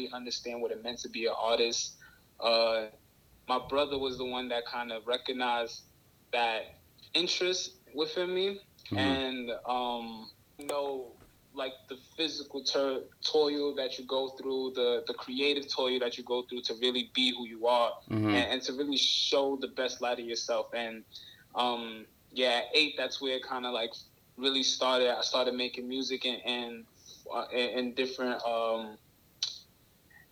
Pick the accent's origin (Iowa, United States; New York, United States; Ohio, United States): New York, United States; New York City; I'm out here from Brooklyn